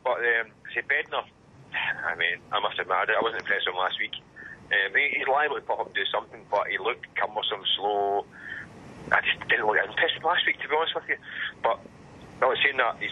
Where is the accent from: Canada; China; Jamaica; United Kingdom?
United Kingdom; Scotland; I'm Scottish